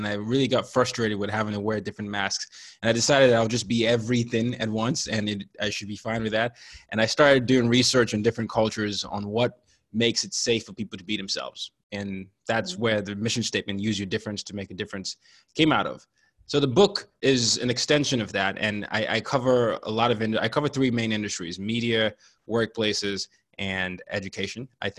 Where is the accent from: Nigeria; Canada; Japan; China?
Nigeria; So I'm a Nigerian, and I grew up in 5 countries and 4 continents by the time I was 17.